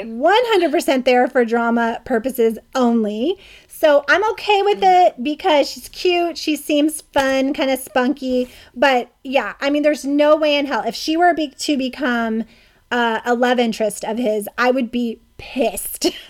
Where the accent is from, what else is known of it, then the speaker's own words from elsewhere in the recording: Charlotte, North Carolina, United States; now in California, United States; I grew up in Charlotte, North Carolina